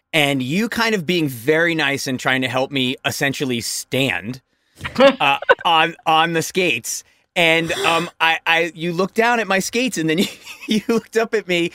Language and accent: English; Connecticut, United States; now in Los Angeles, United States; growing up in the East Coast in Connecticut